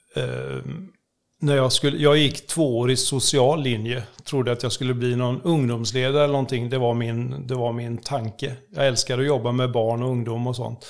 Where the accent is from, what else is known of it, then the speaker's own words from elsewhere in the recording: Oskarshamn, Kalmar County, Sweden; Jag är född i Oskarshamn